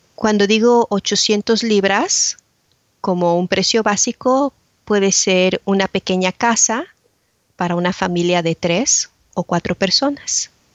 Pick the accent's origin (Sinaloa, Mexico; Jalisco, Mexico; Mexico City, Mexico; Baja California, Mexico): Mexico City, Mexico; now in Braintree, United Kingdom; nací y crecí en Ciudad de México